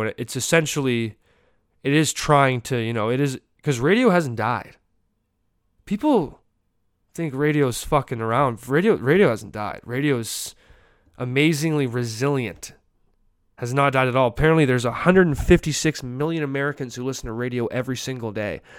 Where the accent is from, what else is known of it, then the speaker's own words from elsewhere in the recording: Canada; as a Canadian